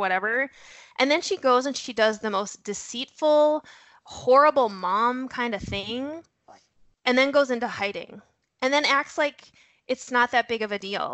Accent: North Dakota, United States; I am originally from North Dakota. You'll hear a horrible accent thrown in there. Um, I might drop a you betcha now and again

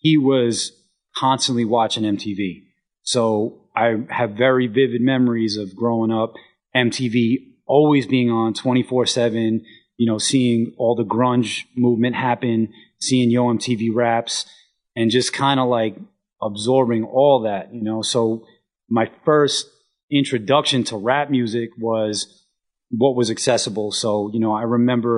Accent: New York City, New York, United States; my hometown scene, and it's still a lot like this to this day, it was a very solitary existence

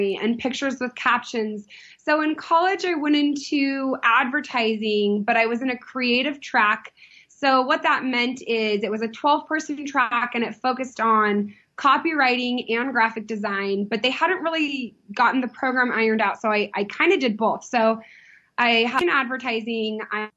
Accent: San Diego, California, United States; I grew up in Southern California

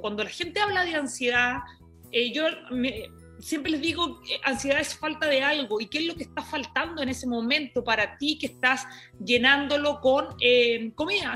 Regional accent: Iquique, Tarapacá, Chile; moved away; vengo desde Chile, eh, me crié en Iquique, en un lugar eh, que era muy chiquito, una región de, de, Chile

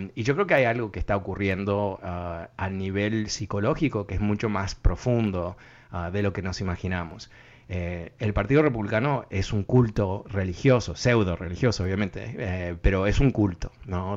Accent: northeastern United States, United States; accent: educated northeastern US; hablo con un acento, eh, vamos a decir, ah, educado del noreste de Estados Unidos

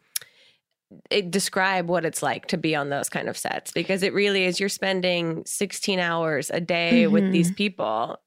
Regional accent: New Jersey, United States; I'm from Jersey

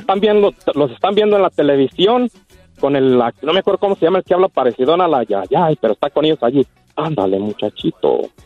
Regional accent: Casas Viejas, Michoacán, Mexico

